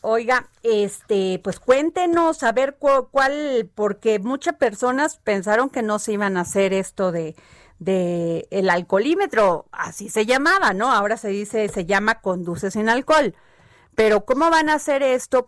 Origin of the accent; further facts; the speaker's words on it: Veracruz, Mexico; yo que soy veracruzana